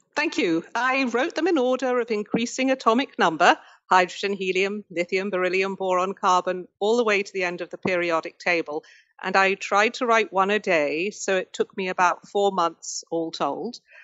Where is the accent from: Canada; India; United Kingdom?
United Kingdom; I grew up in Britain and we specialized very early.